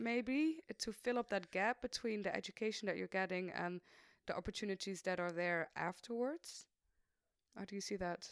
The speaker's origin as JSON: {"language": "English", "town": "Maastricht", "region": "Limburg", "country": "Netherlands", "said": "I'm from Maastricht. I'm still in Maastricht"}